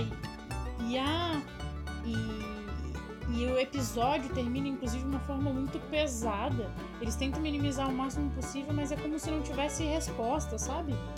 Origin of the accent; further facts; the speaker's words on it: Florianópolis, Santa Catarina, Brazil; Eu consegui uma bolsa numa escola particular, lá em Florianópolis, imagina Floripa, no sul do Brasil